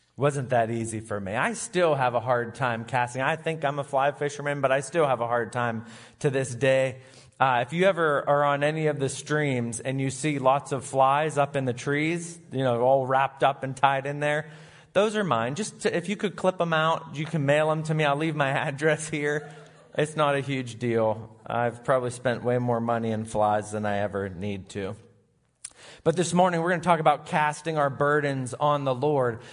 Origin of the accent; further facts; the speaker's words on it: Sharon, Pennsylvania, United States; also born or lived in Grove City / Erie; I was raised in Sharon